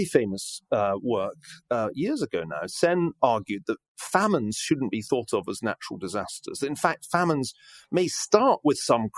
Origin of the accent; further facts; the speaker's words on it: Scotland, United Kingdom; moved away; being Scottish